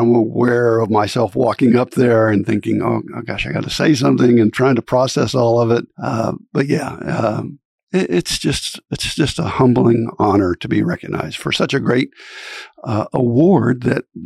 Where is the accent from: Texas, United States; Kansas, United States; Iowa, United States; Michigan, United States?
Kansas, United States; Fort Scott; now in Manhattan, United States; I grew up in Fort Scott, Kansas